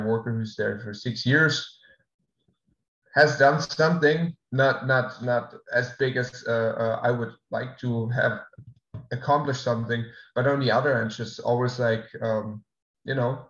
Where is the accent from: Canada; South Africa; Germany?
Germany; moved away as an adult; also born or lived in England; now in Florida, United States; move back to my hometown